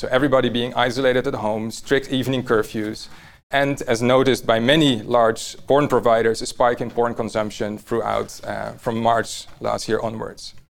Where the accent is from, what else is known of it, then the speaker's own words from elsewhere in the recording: Amsterdam, North Holland, Netherlands; I was born here in Amsterdam, uh, not far from here actually.